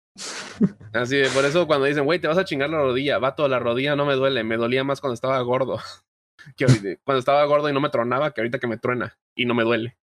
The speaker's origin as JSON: {"language": "Spanish", "region": "Veracruz", "country": "Mexico", "also_born_or_lived": "Puebla", "said": "Yo soy de Veracruz, toda mi familia está en Veracruz"}